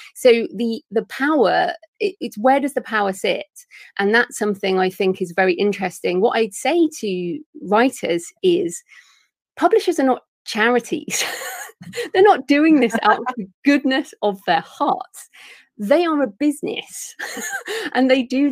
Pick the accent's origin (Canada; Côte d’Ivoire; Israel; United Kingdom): United Kingdom; England; accent: English; my English accent